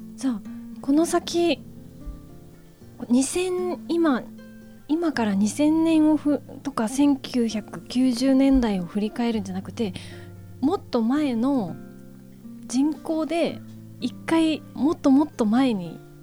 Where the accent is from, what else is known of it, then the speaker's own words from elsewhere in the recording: Kansai, Japan; now in Numazu, Japan; 私も、えーと、と関西出身でして